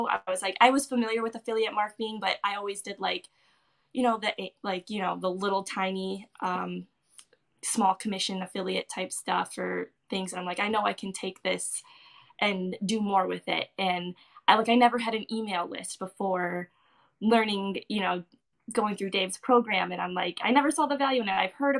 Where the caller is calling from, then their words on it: Michigan, United States; From Michigan.